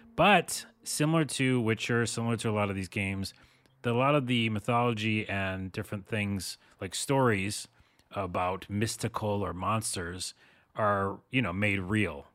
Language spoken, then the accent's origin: English; United States; dumb American